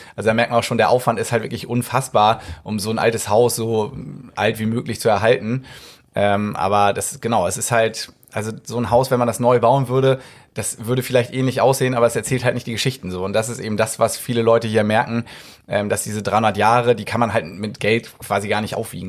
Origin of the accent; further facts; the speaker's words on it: Hamburg, Germany; ich bin Hamburger.